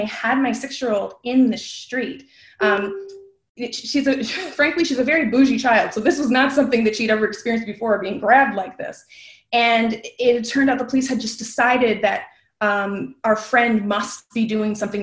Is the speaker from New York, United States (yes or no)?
yes; Western New York, United States; I'm from Western New York